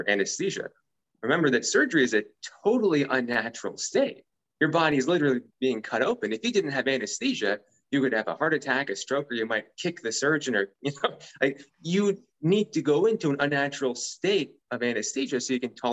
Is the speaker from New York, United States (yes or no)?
no; San Francisco Bay Area, California, United States; I was originally an engineer where I grew up in the San Francisco Bay Area